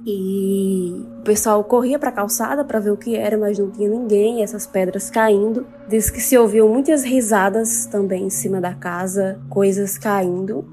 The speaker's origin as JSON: {"language": "Portuguese", "region": "interior of Paraíba", "country": "Brazil", "tie": "born or raised there", "moved": "as an adult", "lives_now": "João Pessoa, Brazil", "said": "moro em João Pessoa, mas eu sou interior da Paraíba"}